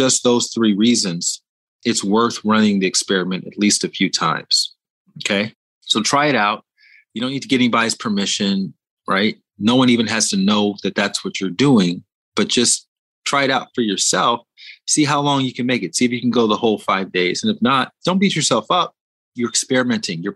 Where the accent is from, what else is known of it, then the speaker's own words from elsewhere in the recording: Montgomery, Alabama, United States; I went to one of the biggest schools in my hometown, Montgomery, Alabama, Sidney Lanier High School